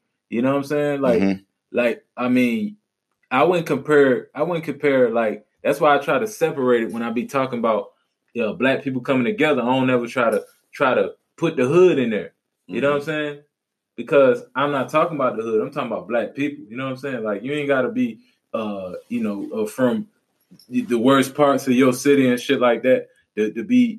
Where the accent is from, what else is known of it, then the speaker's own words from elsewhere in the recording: New Orleans, Louisiana, United States; Yeah, like if I said, yo, I'm from New Orleans, what's the first thing you're going to think?